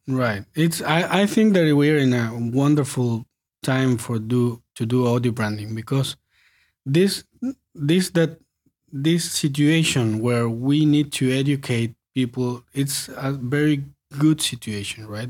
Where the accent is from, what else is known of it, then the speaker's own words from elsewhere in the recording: Patagonia, Argentina; moved away as an adult; also born or lived in Buenos Aires; we are from Patagonia, so we moved to Buenos Aires when we finished high school to study music